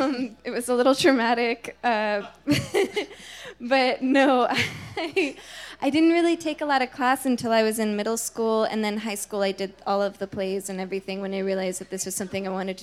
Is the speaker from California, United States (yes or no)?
no; Morris County, New Jersey, United States; I grew up in New Jersey in Morris County.